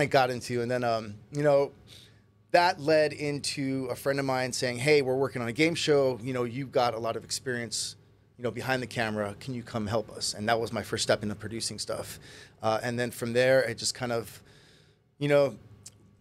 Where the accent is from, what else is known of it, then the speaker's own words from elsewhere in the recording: Kailua, Hawaii, United States; moved away as an adult; also born or lived in California; I grew up in Kailua, local boy. Right here on Oahu.